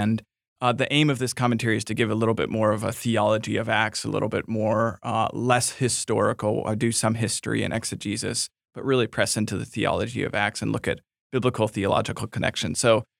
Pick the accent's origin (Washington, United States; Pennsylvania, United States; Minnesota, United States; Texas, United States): Minnesota, United States; Oh, you know, I grew up in Minnesota, so I love the Vikings.